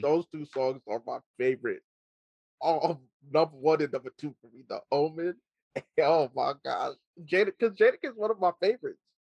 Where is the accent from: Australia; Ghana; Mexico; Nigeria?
Nigeria; Me being Nigerian